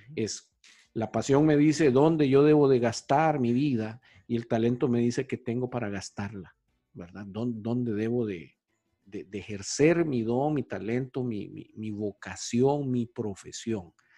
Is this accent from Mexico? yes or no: no; Honduras; moved away as an adult; also born or lived in South America; yo tuve una oportunidad profesional de irme de Honduras, joven, que tenía como 26, 27 años. Y me fui a vivir a América